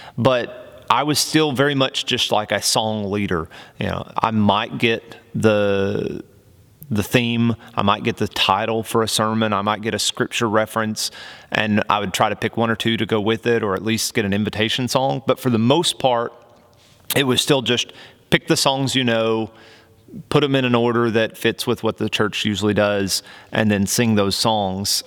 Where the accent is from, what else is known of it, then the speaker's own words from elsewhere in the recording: Oklahoma, United States; accent: twang; I grew up right on the border between Oklahoma and Texas. So you might hear a little bit of that twang come out every now and again